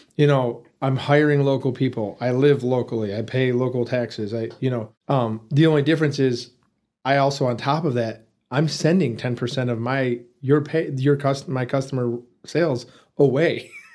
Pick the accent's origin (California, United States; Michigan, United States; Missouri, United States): Michigan, United States; Detroit; moved away as an adult; also born or lived in Muncie, Indiana; now in Amarillo, United States; Born and raised there.